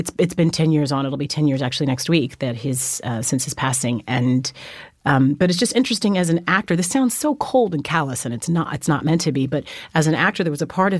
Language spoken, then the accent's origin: English; Fresno, California, United States; moved away as an adult; also born or lived in Germany / New York; I was raised in Fresno, California